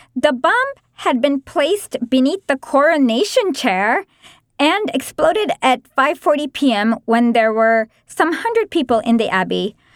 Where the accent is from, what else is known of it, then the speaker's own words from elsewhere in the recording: India; As an Indian